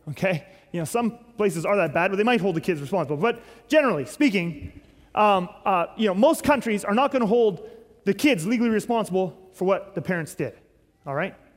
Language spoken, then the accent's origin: English; Canada; our country, Canada